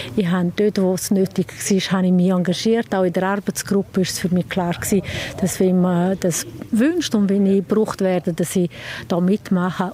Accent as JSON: {"language": "German", "town": "Sent", "region": "Graubünden", "country": "Switzerland", "said": "ich komme von Send, bin dort äh, im Gemeindeverstand"}